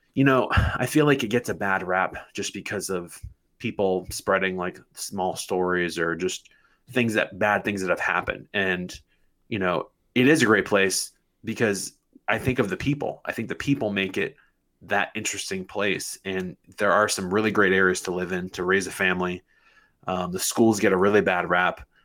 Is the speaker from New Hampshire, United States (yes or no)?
yes; Manchester, New Hampshire, United States; I was born and raised in Manchester. I went to Memorial High School